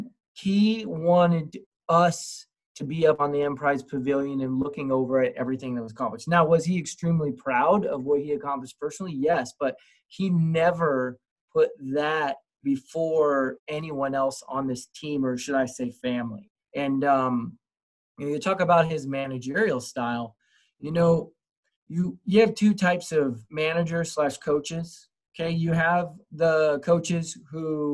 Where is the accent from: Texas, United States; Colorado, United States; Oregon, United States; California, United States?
California, United States; moved away; I was from California.